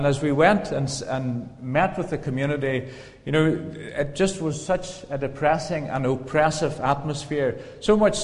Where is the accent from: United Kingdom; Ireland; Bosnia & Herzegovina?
Ireland; County Donegal, Ulster; moved away as an adult; now in Kenya; I come from County Donegal